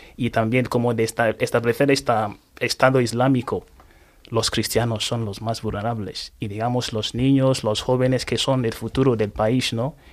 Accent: Anambra, Nigeria; Spanish is a second language; now in Spain; yo me nací en un pueblo que se llama Henry que es reino de Henry que está localizado en el estado de Anambra en, el sureste, en este de Nigeria

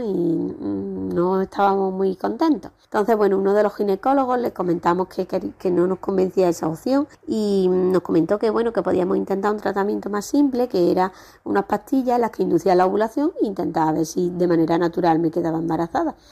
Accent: Córdoba, Andalusia, Spain; ahora mismo ya estamos viviendo en Córdoba, yo soy de Córdoba

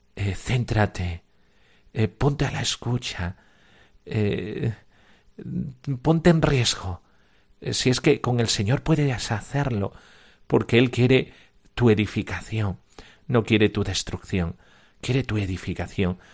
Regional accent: Almonte, Andalusia, Spain; Yo soy de Almonte

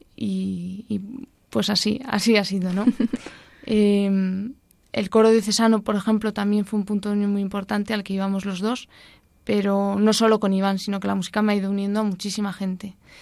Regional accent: Madrid, Community of Madrid, Spain; also born or lived in Boadilla del Monte; yo nací en Madrid

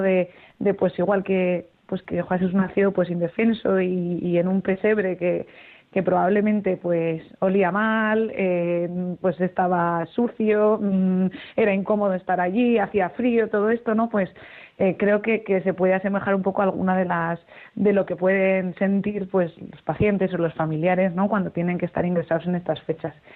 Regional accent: Zaragoza, Aragon, Spain; moved away; me puedo ir a mi casa, que yo soy de Zaragoza, y estar con mi familia

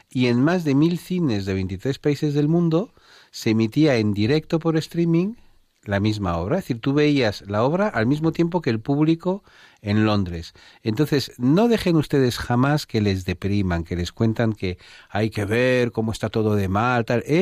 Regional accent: Spain; fíjate tú lo buenas es que somos los españoles y el idioma que tenemos

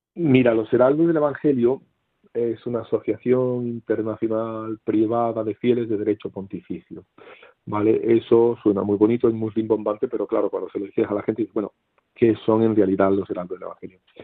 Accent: Seville, Andalusia, Spain; now in Camarenilla, Spain; yo nací en Sevilla capital

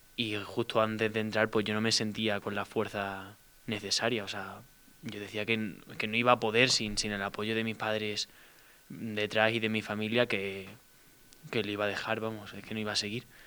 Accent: Seville, Andalusia, Spain; yo soy de Sevilla, tengo 20 años

